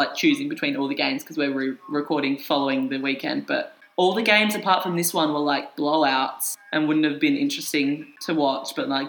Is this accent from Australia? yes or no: yes; Adelaide, South Australia, Australia; I wonder if I'll tell people where I'm from when I leave Adelaide.